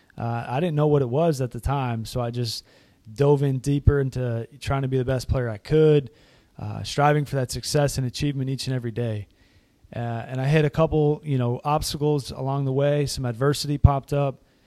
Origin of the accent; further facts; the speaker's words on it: Massachusetts, United States; moved away; I grew up in Massachusetts, up in the Northeast